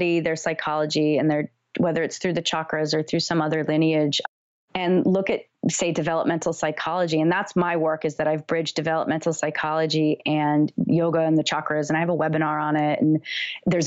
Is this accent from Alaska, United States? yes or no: yes; Bird Creek, Alaska, United States; now in Rhode Island, United States; I'm from Alaska, and my parents created this community with 10 other people on like 25 acres.